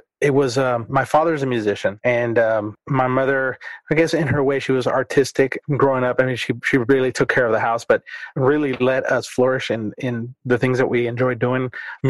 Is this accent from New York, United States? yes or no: no; California, United States; now in Duncanville, United States; I'm a transplant from California, so I taught, trying to do the math, 11 years out there, and then when I came here